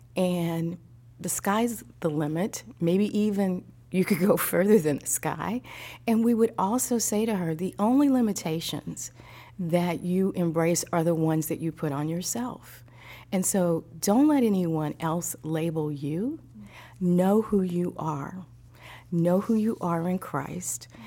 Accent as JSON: {"language": "English", "region": "Midwest", "country": "United States", "tie": "born or raised there", "also_born_or_lived": "East Coast / Texas", "moved": "yes", "lives_now": "Tennessee, United States", "said": "I grew up in the Midwest"}